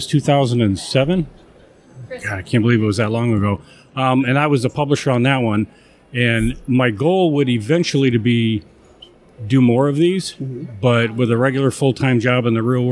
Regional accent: Chicago, Illinois, United States; I'm from the Chicagoland area, so it's going to be Svengoolie. I grew up watching him back in the day

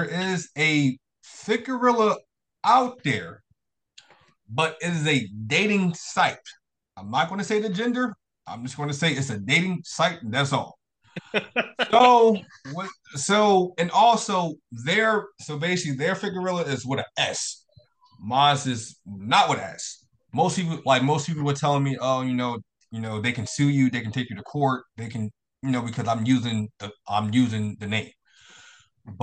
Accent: Philadelphia, Pennsylvania, United States; I moved back to Philadelphia. I'm from Philadelphia

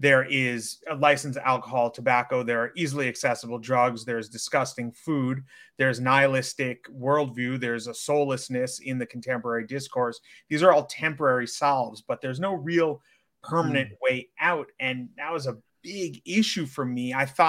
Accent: New York City, New York, United States; I'm an online coach based in and born and raised in New York City

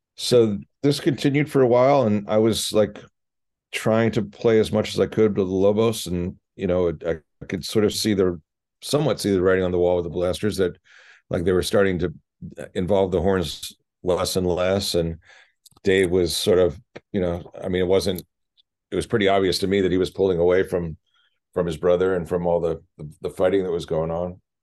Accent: Philadelphia, Pennsylvania, United States; moved away; growing up in Philly

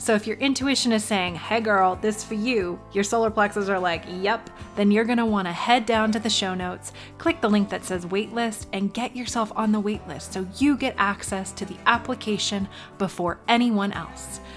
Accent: New York, United States; I'm a New Yorker

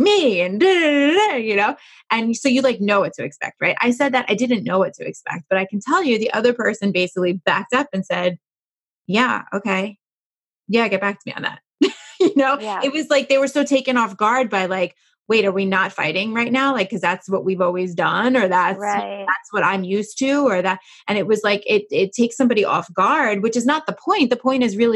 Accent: New York, United States; I'm a New Yorker

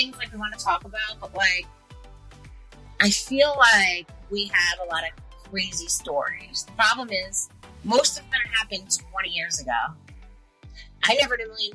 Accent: New York, United States; moved away; It's a little different to where we're from New York. So like, we would go into New York City

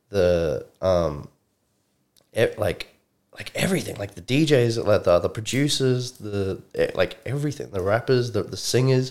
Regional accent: Johannesburg, Gauteng, South Africa; also born or lived in New Zealand; now in Brisbane, Australia; I'm originally from Randburg, South Africa, Johannesburg, Joburg. Um, I was born and raised there

